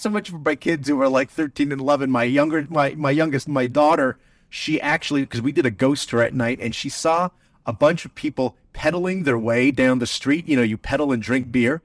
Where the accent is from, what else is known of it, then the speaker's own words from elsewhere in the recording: New Jersey, United States; I'm from New Jersey